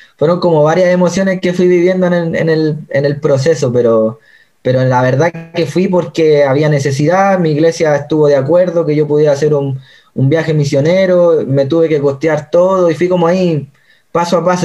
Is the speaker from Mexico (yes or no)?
no; Chile; moved away as an adult; also born or lived in China; now in Pedrezuela, Spain; soy chileno de toda la vida